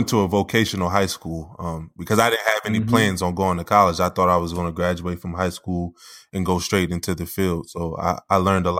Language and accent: English; Wilmington, Delaware, United States; when I was growing up in Wilmington, Delaware